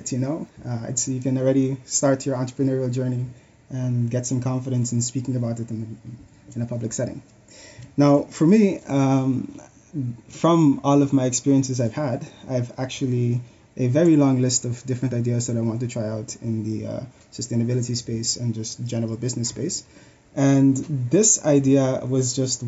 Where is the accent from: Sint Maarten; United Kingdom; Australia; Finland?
Sint Maarten; now in Netherlands; I was born in the Caribbean, in St. Martin, born and raised. From there, I moved to the Netherlands.